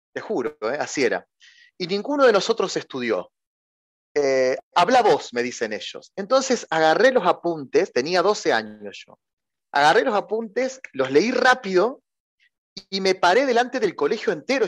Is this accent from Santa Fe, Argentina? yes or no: yes; Santa Fe, Argentina; Yo soy de, una ciudad, eh, podríamos decir, marginal de la República Argentina, que se llama Santa Fe